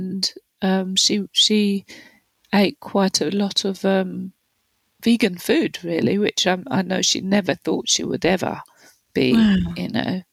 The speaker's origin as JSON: {"language": "English", "region": "London", "country": "United Kingdom", "tie": "born or raised there", "said": "So I grew up in London in the 60s and 70s"}